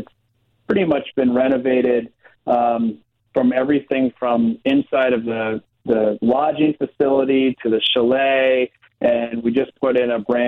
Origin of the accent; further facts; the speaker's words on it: Long Island, New York, United States; moved away as an adult; also born or lived in Western Massachusetts; now in Wisconsin, United States; I grew up in New York, on Long Island